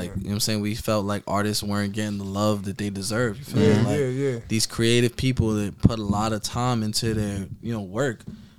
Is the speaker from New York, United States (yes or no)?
yes; New York City, New York, United States; I'm from Park Hill.